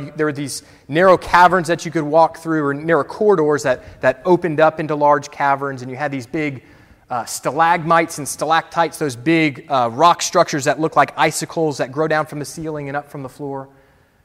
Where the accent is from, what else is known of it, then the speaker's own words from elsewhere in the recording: Florida, United States; moved away; I had family out there, though I grew up in Florida.